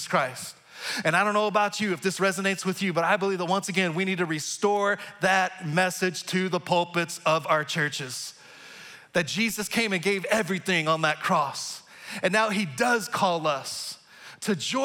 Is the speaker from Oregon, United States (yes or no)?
no; Texas, United States; moved away as an adult; now in Kansas City area, United States; my home state of Texas